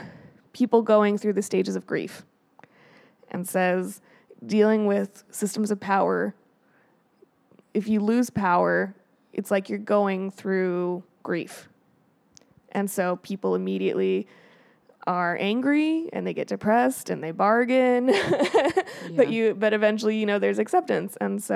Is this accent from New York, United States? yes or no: no; Colorado, United States; Well, like, I'm from Colorado.